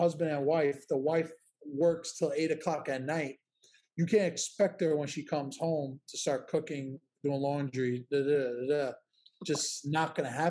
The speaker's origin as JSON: {"language": "English", "town": "New York City", "region": "New York", "country": "United States", "said": "I'm from Williamsburg, Brooklyn."}